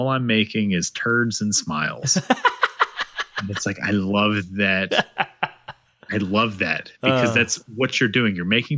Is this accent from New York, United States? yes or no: no; Georgia, United States; I was born in Georgia